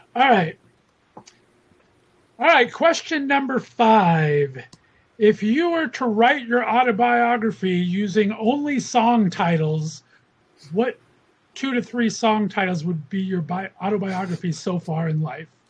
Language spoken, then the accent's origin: English; Los Angeles, California, United States; moved away as an adult; now in Northeast Ohio, United States; I'm from Los Angeles. So okay. I was born and raised there for 29 years before I've been banished to Northeast Ohio for the past 20